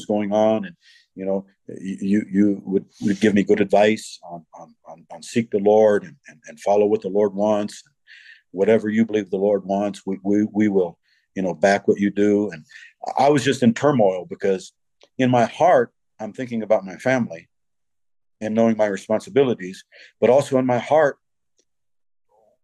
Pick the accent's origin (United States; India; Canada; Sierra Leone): United States; moved away as an adult; I being an American